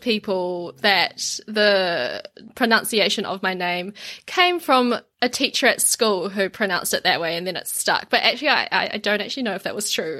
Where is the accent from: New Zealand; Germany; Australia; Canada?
New Zealand; Auckland; the area that I grew up in Auckland now is, like, Asia Central